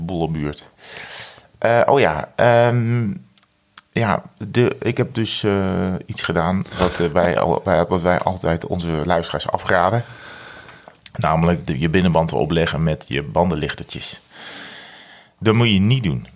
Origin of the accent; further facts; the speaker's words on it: Breda, North Brabant, Netherlands; moved away; van vroeger uit Breda hadden we de Oranjeboombrouwerij